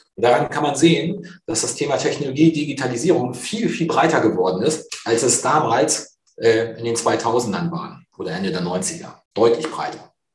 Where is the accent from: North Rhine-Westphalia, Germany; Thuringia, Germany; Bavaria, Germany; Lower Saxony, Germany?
Lower Saxony, Germany; near Cuxhaven; moved away as an adult; now in Hamburg, Germany; gebürtig komme ich aus der Nähe von Cuxhaven